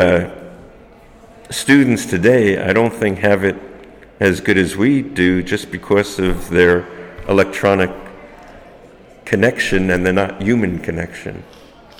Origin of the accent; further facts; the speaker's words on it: New York City, New York, United States; growing up in Brooklyn as a neighborhood